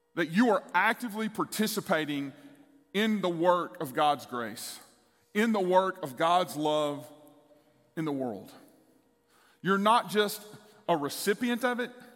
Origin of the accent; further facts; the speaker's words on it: East Texas, United States; the church I grew up in in East Texas.